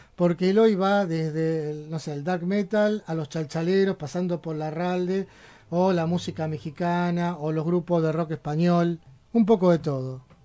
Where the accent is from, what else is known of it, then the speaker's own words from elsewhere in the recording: Buenos Aires, Argentina; now in Berisso, Argentina; Yo nací en un barrio que realmente tiene algún cierto parentesco con Berizo, que es ahora mi ciudad adoptiva. Yo soy del barrio de Mataderos, en Capital Federal